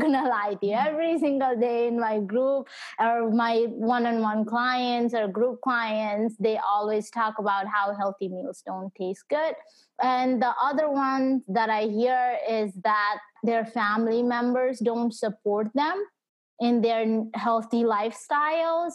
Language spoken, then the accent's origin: English; Nepal; now in United States; my parents and I we moved to US so I was born back in Nepal